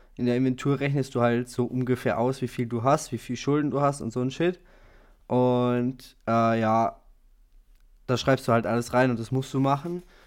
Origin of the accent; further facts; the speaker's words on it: Germany; wir als Deutsche